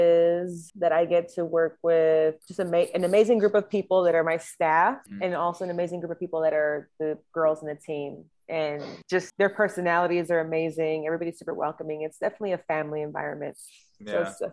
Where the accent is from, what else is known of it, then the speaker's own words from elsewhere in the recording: Santa Cruz County, California, United States; also born or lived in San Diego; now in Philadelphia, United States; I'm from Santa Cruz County. It's like on the beach, whatever, it's nice.